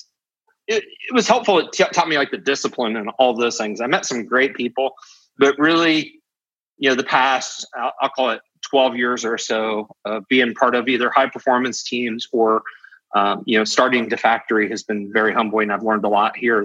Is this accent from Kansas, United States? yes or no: yes; Topeka, Kansas, United States; we grew up in Topeka